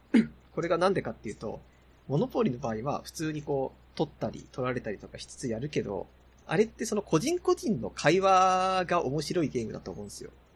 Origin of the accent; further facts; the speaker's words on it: Yamagata, Japan; うちの地元が山形の方なんで